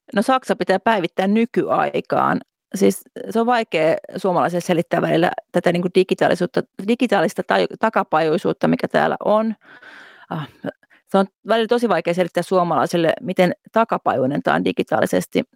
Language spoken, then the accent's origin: Finnish; Finland; moved away as an adult; now in Berlin, Germany